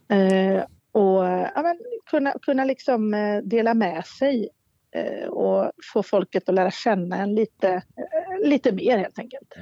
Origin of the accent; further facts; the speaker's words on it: Borås, Västra Götaland, Sweden; also born or lived in Viskafors; jag är från Borås, jag pratar inte göteborgska.